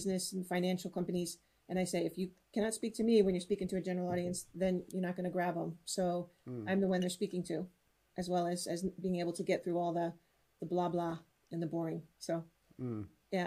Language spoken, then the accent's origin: English; United States; first language English; now in Netherlands; I'm American living in Europe, living in the Netherlands, so I could use my native English